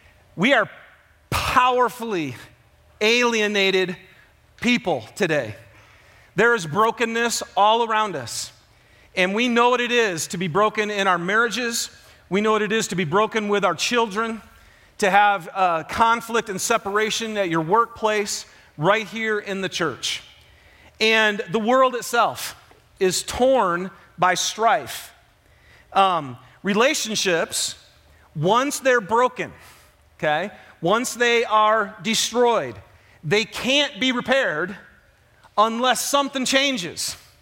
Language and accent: English; Michigan, United States; So for those of you who don't know me, I'm from Michigan, huge football fan